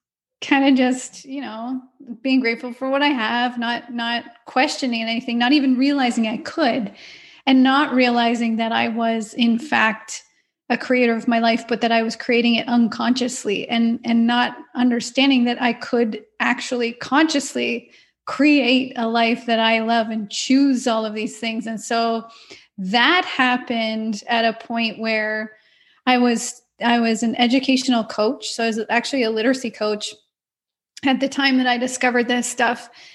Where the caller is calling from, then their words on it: Ontario, Canada; So I'm in Ontario, Canada, in a small town about an hour and a half west of Toronto.